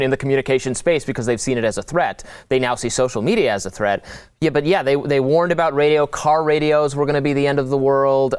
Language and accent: English; Detroit, Michigan, United States; now in Washington, D.C., United States; went back to my hometown, it, it, the suburbs of Detroit